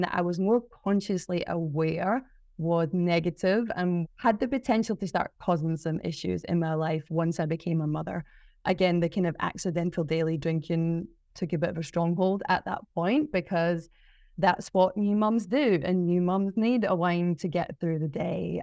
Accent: Glasgow, Scotland, United Kingdom; moved away as an adult; also born or lived in South Melbourne, Australia; now in Mornington Peninsula, Australia; growing up in Scotland

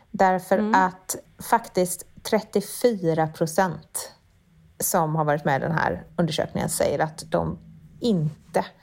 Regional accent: Sweden; det är faktiskt så att trots höjda priser så finns det fortfarande varor som vi svenskar inte är villiga att ge upp.

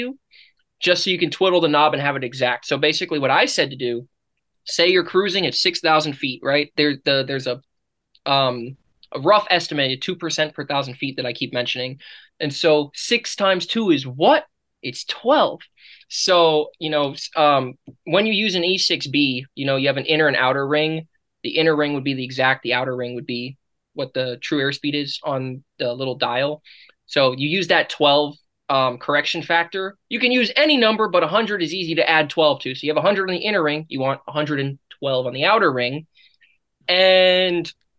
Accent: United States; we're American

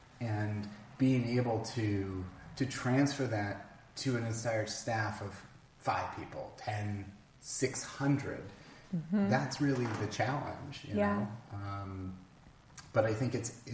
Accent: Palm Springs, California, United States; I grew up in Palm Springs, which was by rights a tourist destination

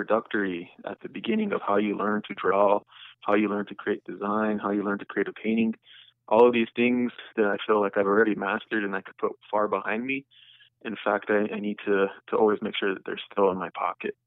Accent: Kyle, South Dakota, United States; moved away; also born or lived in Pine Ridge Reservation; I got the opportunity to move back to my hometown, which is Kyle, South Dakota.

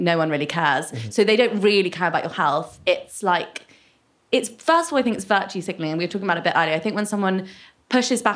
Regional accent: United Kingdom; as British people

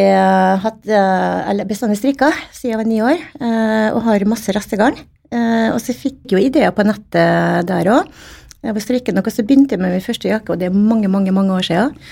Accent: Stavika, Møre og Romsdal, Norway; Jeg vokste opp eh, i Stavika. Eh, eller Mamma er fra Stavika, og pappa er fra Vigå. Så vokste opp i Stavika i, i mange år

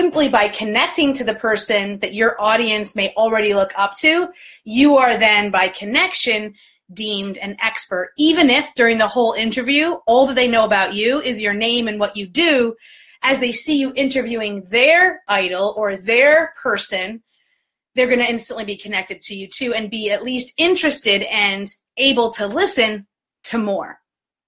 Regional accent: New York, United States; now in Detroit, United States; I was born and raised in New York. I'm based in Detroit

